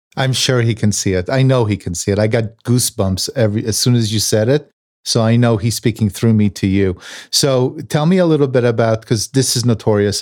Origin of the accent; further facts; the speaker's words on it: Tel Aviv, Tel Aviv District, Israel; I was born in Tel Aviv. I was born in nineteen seventy-three.